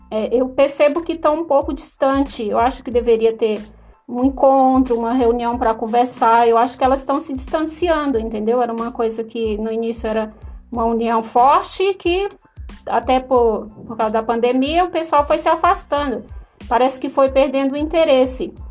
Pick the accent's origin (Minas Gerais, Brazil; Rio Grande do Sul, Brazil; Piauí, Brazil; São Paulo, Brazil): Piauí, Brazil; Pedro II; Eu sou de Pedro II, Piauí.